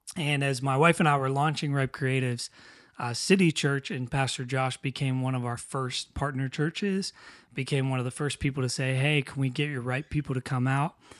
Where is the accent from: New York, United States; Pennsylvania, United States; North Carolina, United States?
Pennsylvania, United States; New Castle; moved away; Newcastle, Pennsylvania, which is where I'm originally from